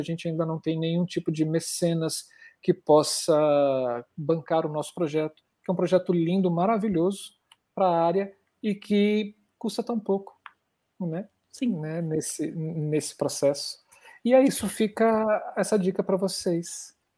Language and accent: Portuguese; Brasília, Federal District, Brazil; eu sou de Brasília